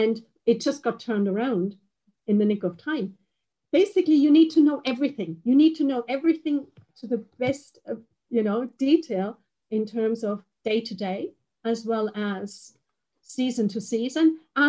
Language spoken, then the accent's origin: English; Bavaria, Germany; I'm from Bavaria, and we have hail insurance for the crops